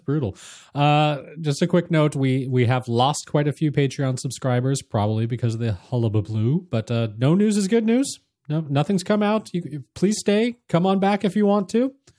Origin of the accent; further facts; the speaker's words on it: Anaheim, California, United States; as kids growing up near Disneylanders